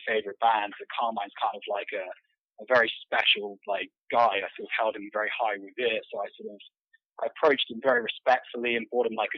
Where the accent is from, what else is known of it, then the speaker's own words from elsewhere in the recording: Devon, South West England, United Kingdom; moved away as an adult; also born or lived in San Diego, United States; now in Los Angeles, United States; I'm from Devon, England, which is actually a sort of a very low-populated area in the southwest